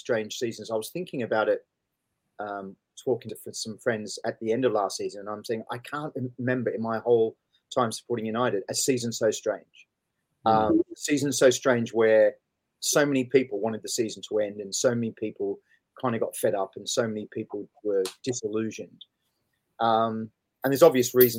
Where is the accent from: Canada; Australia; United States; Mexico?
Australia; Sydney, New South Wales; moved away; I grew up in Sydney